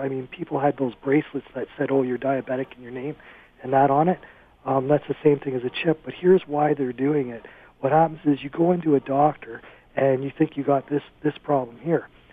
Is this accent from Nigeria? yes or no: no; Cambridge, Ontario, Canada; I'm from Cambridge, in the Cambridge Hospital